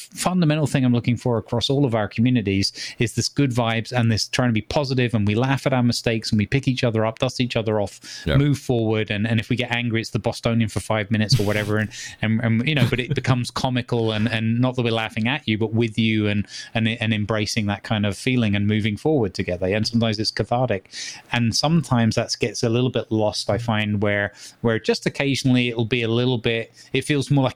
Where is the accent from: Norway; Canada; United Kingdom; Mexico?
United Kingdom; Growing up in Britain